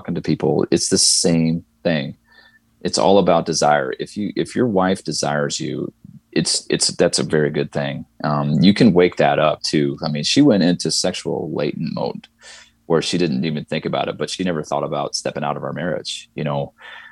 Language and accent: English; Midwest, United States; moved away as an adult; now in the South, United States; I grew up in the Midwest and I'm in the South now.